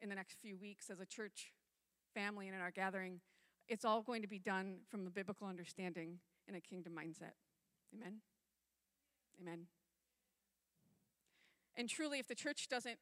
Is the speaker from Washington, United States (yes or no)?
no; upstate New York, United States; moved away; I grew up on the East Coast in upstate New York